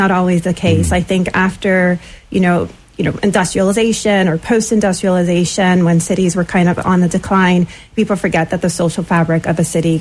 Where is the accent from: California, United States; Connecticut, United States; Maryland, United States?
Connecticut, United States; Bridgeport; also born or lived in Florida / Southport, Connecticut / New York City / San Francisco; So I'm originally from Bridgeport, born here. Both my parents actually are from Jamaica, but they met here in Bridgeport in the 70s. So spent most of my childhood here